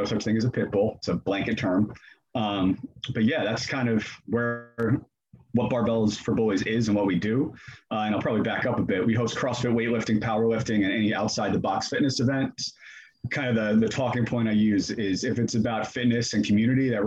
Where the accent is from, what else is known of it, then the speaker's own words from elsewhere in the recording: New Jersey, United States; now in Atlanta, United States; I'm originally from New Jersey